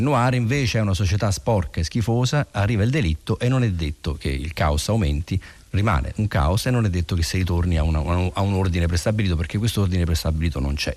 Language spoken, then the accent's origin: Italian; Rome, Lazio, Italy; noi che siamo romani